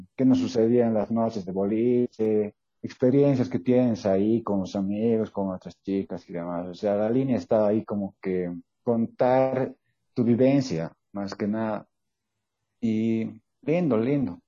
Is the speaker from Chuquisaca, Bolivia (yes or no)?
yes; Sucre, Chuquisaca, Bolivia; soy de Sucre